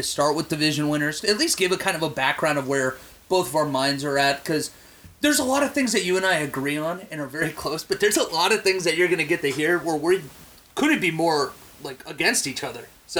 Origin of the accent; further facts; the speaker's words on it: Pittsburgh, Pennsylvania, United States; I'm from Pittsburgh, so you know what everybody at home sitting there thinking right now. We got another Yinzer Steeler fan on the line.